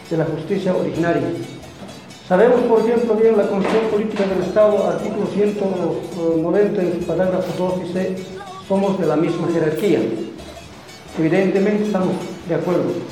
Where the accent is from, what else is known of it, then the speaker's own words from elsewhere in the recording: Chichas, southern Potosí Department, Bolivia; Venimos ah, del sur del departamento de Potosí, Naciones Chichas, lo cual eh, como Chichas contempla cinco municipios, Chicha, Atucha, Cotareta, Tupisa, Villazón